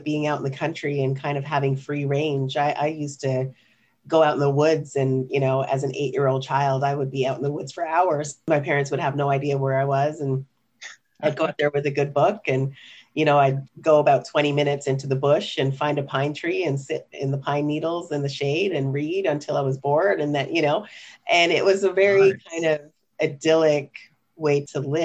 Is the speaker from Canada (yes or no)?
yes; Ottawa, Ontario, Canada; born or raised there; also born or lived in Kingston, Jamaica